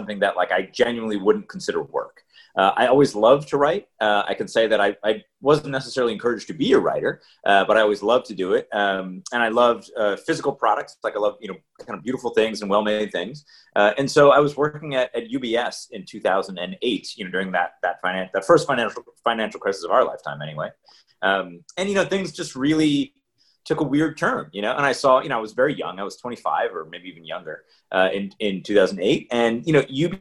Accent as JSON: {"language": "English", "town": "Rochester", "region": "New York", "country": "United States", "said": "I'm from upstate New York. I'm from Rochester, Brighton to be specific"}